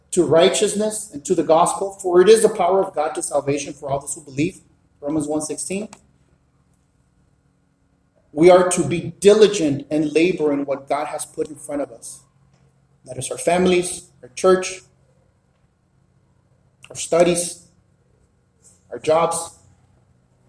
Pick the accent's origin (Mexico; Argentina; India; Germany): Mexico; moved away; also born or lived in South Central Los Angeles; Born and raised in Mexico.